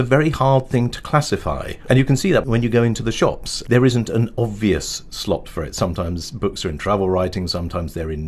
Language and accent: English; London, United Kingdom; as a Londoner